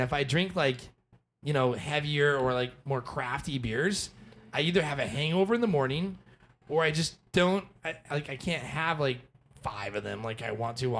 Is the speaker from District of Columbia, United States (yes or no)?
no; Arizona, United States; also born or lived in Hawaii; Growing up in Arizona, spring training.